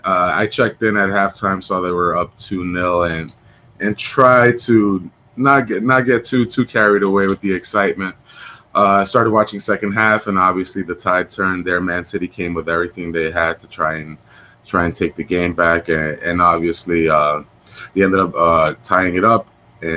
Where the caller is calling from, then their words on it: Stroudsburg, Pennsylvania, United States; I'm broadcasting from Stroudsburg, Pennsylvania. Very happy to be on.